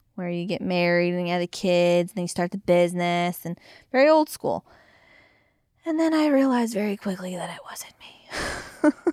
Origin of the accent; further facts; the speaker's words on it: Orlando, Florida, United States; moved away as an adult; also born or lived in Daytona Beach, Florida; now in York, Pennsylvania, United States; I come from Orlando and Daytona Beach, where everything's overdone down there